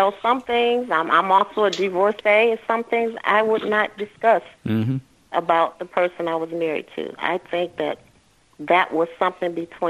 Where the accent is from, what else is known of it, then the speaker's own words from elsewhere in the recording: Detroit, Michigan, United States; now in Houston, United States; I'm calling from Texas, but I am originally from Detroit, Michigan.